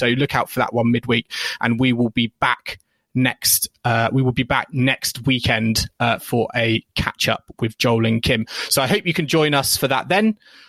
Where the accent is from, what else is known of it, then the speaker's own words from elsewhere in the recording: United Kingdom; We're British podcasts and of course, I should be a massive tea drinker.